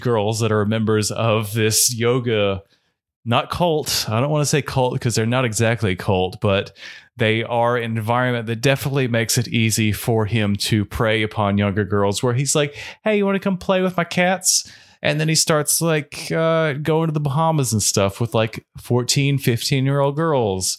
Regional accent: North Carolina, United States; we're from North Carolina

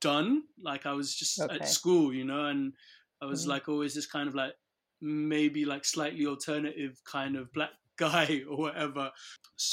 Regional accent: Nigeria; moved away; growing up in Nigeria

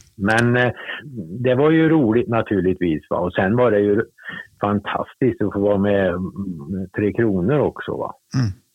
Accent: Torsby, Värmland, Sweden; also born or lived in Hagfors / Gothenburg; now in Sunne, Sweden; jag bodde kvar hos mormor och morfar tills jag var åtta år

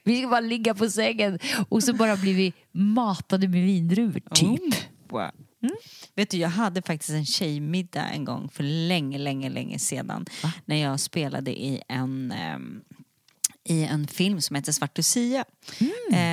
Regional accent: Sweden; moved away as an adult; also born or lived in Mallorca, Spain; jag är ju svensk och jag mm. är, känner mig svensk, men på ett sätt. Jag är svensk i passet

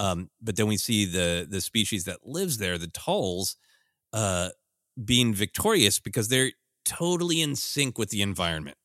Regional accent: Minnesota, United States; growing up in Minnesota

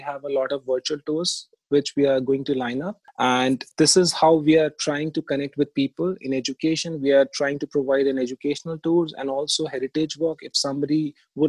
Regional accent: Delhi, India; also born or lived in Jodhpur; I born and brought up in Delhi, and especially in Old Delhi

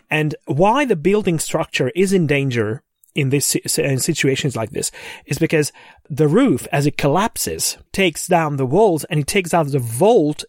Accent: Székesfehérvár, Fejér, Hungary; my hometown

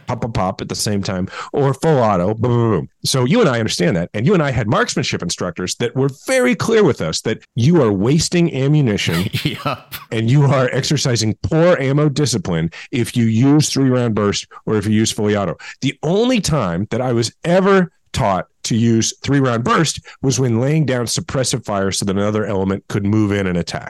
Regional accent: Kansas City, Missouri, United States; moved away as an adult; also born or lived in Washington, D.C.; I'm from Kansas City

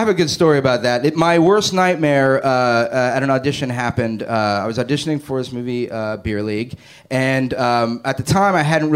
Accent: Margate, Florida, United States; moved away; I grew up down in Florida, Margate, Florida, near in South Florida, kind of near Pompano Beach

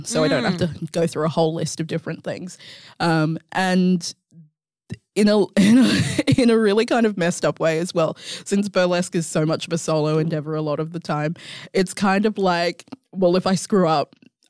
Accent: Mandurah, Western Australia, Australia; I grew up in Mandurah. I had moved from Mandurah back to the city.

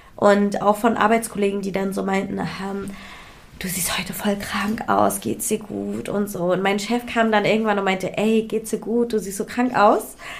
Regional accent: Hamburg, Germany; also ich bin in Hamburg ja auch, also aufgewachsen, ich bin in Hamburg geboren.

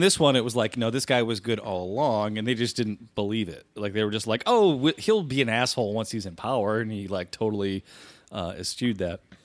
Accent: United States; my hometown uh, which is the capital of a v, very populous state

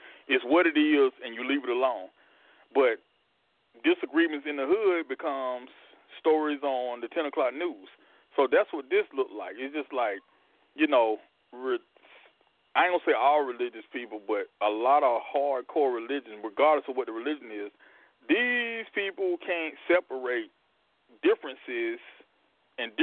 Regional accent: Deep South, United States; growing up in the Deep South

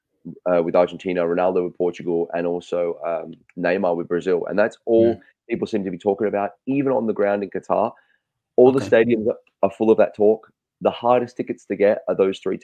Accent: Australia; I'm Australian

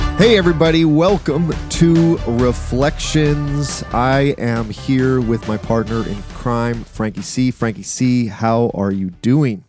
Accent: Canada; I'm a Canadian

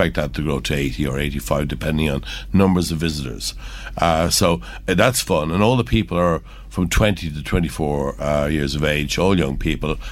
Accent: Ireland; we're from Curragh. My father used to have the pub, the local pub there.

